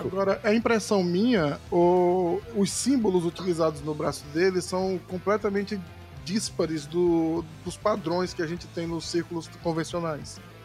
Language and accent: Portuguese; Northeast Region, Brazil; accent: nordestino; o meu sotaque para falar sobre cultura nordestina